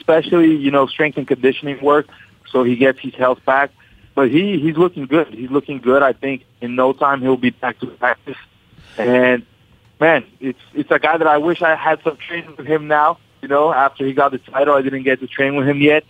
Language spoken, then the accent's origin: English; Brazil; also born or lived in Westwood, New Jersey, United States; I lived there till I was 6 years old. Then I moved back to Brazil